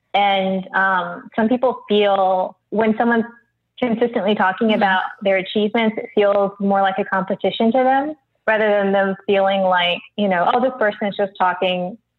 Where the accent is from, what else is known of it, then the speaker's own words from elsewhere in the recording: Midwest, United States; now in Los Angeles, United States; I'm from the Midwest